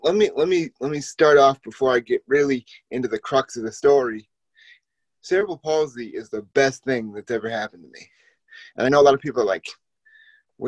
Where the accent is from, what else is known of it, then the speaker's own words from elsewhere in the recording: Boston, Massachusetts, United States; growing up in Boston, absolutely love Boston sports